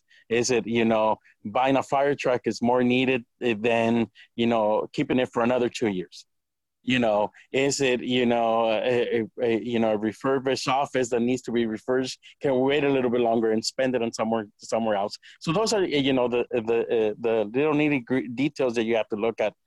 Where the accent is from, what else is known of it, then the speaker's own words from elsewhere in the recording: Santa Cruz, California, United States; now in Watsonville, United States; I grew up in Santa Cruz